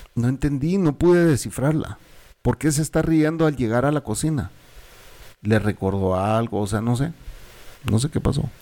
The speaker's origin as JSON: {"language": "Spanish", "country": "Guatemala", "also_born_or_lived": "El Salvador", "said": "yo soy guatemalteco"}